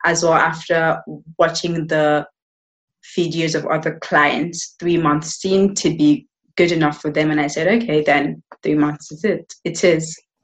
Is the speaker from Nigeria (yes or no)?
yes; Nigeria; also born or lived in United Kingdom; now in Spain; I am from Nigeria.